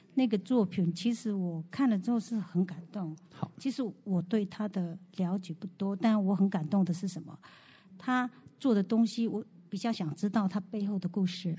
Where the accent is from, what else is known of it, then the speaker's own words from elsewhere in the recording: Xinshe tribe, Hualien County, Taiwan; 老师是从小在宜兰还是花莲新社， 哦，新社部落， 所以我才用阿美族语来问候大家。